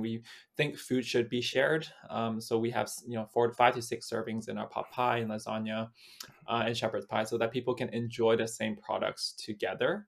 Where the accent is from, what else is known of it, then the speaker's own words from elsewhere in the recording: Vancouver, British Columbia, Canada; I was born and raised in Vancouver